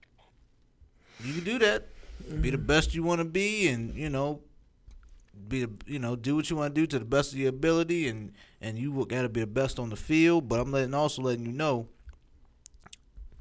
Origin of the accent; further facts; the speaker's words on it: United States; I'm American, yo.